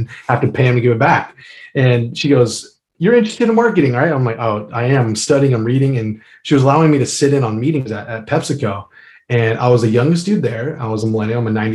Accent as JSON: {"language": "English", "country": "United States", "said": "I'm an American."}